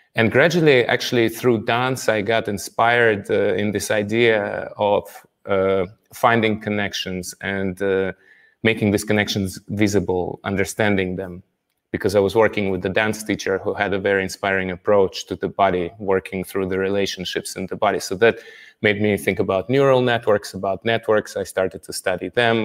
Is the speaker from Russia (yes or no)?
yes; Russia; moved away as an adult; now in Paris, France; I'm from Russia